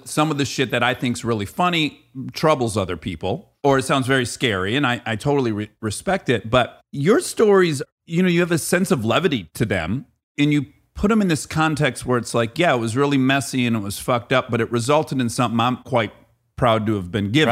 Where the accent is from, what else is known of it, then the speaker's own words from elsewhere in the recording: Michigan, United States; moved away; I also grew up in a very blue-collar area of Michigan